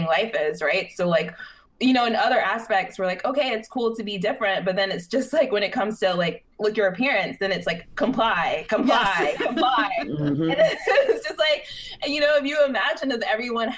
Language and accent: English; the South, United States; I'm from the South